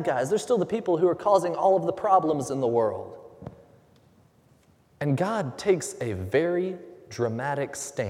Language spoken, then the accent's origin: English; Huntsville, Alabama, United States; I grew up in North Alabama, just outside of Huntsville